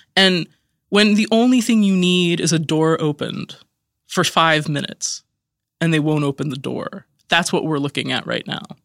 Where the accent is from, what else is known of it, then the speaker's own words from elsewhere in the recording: Idaho, United States; moved away; I grew up in Idaho, where there's, like, more Bosnians than you can count